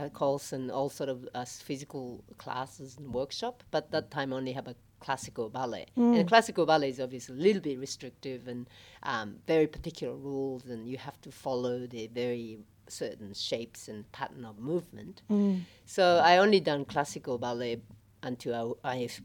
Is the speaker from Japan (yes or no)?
yes; Japan; moved away as an adult; also born or lived in Australia; now in Melbourne, Australia; I am originally from Japan, and I lived here in Australia probably 27 years.